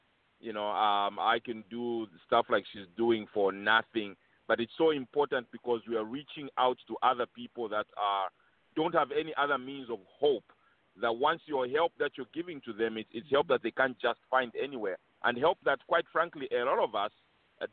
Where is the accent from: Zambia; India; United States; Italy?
Zambia; Chingola, Copperbelt Province; I come from Chingola and from Kopala